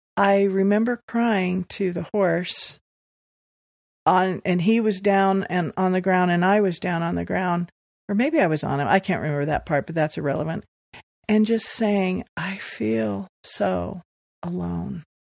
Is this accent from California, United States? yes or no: yes; Los Angeles, California, United States; moved away as an adult; also born or lived in Beaverton, Oregon; now in Pleasant Grove, United States; wayne and i were both born and raised